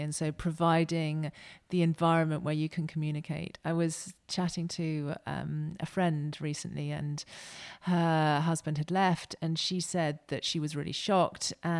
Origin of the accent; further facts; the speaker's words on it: United Kingdom; And as British, we're quite guilt-ridden, aren't we?